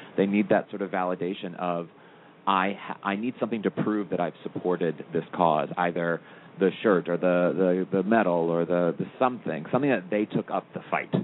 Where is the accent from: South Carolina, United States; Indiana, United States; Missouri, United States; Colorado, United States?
Missouri, United States; St. Louis; moved away as an adult; also born or lived in Los Angeles; from St. Louis, Missouri, originally